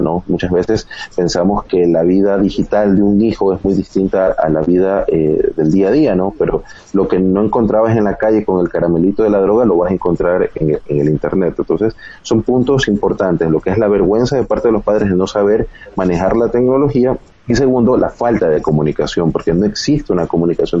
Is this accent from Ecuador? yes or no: yes; Ecuador; acá en Ecuador